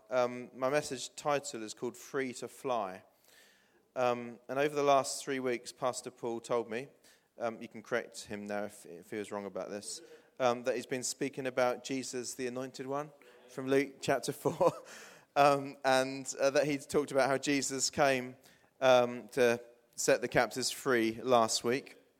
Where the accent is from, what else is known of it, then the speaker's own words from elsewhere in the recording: New Forest, South East England, United Kingdom; moved away as an adult; also born or lived in Blackfield / Hythe / Portsmouth; I grew up in the New Forest, for those of you that don't know. Lived in Blackfield and Hythe